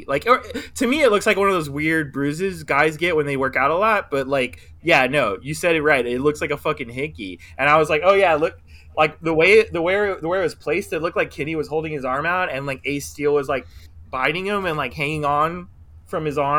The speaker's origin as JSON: {"language": "English", "country": "Philippines", "said": "I'm Filipino."}